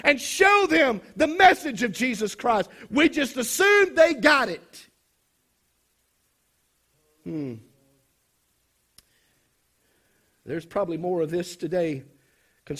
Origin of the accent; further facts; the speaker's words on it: South Mississippi, United States; I come from South Mississippi